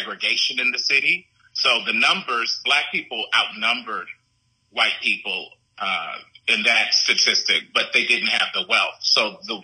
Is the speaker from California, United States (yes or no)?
no; Gary, Indiana, United States; I grew up in Gary, Indiana.